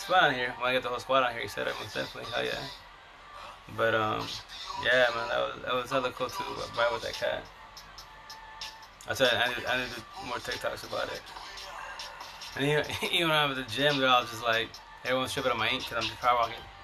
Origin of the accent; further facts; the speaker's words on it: Yakima Valley, Eastern Washington, United States; I'm from Eastern Washington, Yakima Valley